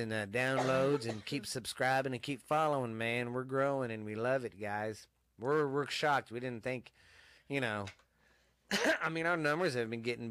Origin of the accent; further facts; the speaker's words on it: Mineral Wells, Texas, United States; In the 80s, I grew up here in Mineral Wells